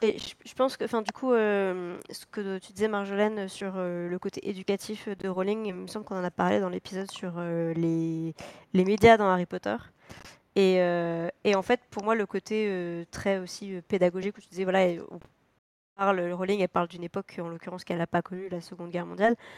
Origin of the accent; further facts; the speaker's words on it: France; en tant que Français